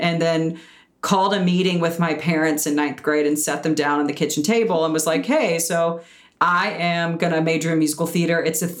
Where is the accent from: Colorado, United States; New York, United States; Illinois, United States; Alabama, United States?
Alabama, United States; Birmingham; Yeah, I'm originally from Birmingham, Alabama. So I grew up doing theater there.